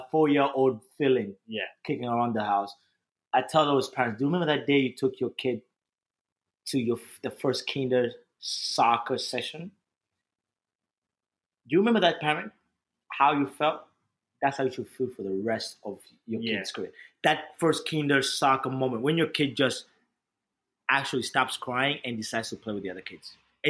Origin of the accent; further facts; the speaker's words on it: New Jersey, United States; I was American, quote unquote, because I came from New Jersey.